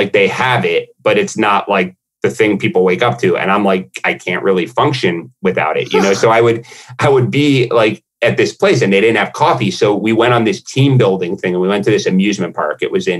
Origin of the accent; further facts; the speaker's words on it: United States; I'm American